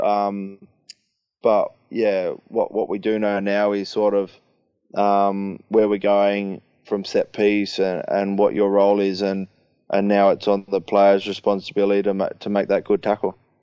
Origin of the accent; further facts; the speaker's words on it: Sydney, New South Wales, Australia; moved away as an adult; now in Leicester, United Kingdom; go home to Sydney and, and play in my hometown